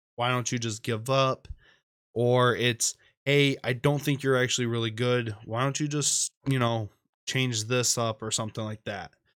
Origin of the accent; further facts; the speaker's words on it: Michigan, United States; Flint, Michigan, right here in my home state.